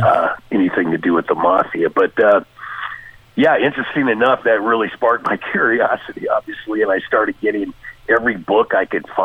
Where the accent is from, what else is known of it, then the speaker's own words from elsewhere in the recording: Tacoma, Washington, United States; I grew up in Tacoma, Washington. I'm a 70s kid. 1957, I was born up there.